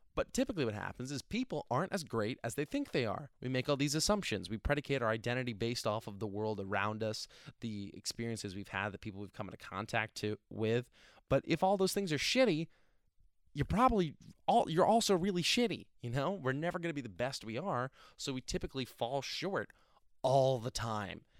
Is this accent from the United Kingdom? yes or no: no; New Jersey, United States; now in Pennsylvania, United States; I'm from New Jersey originally. I love my state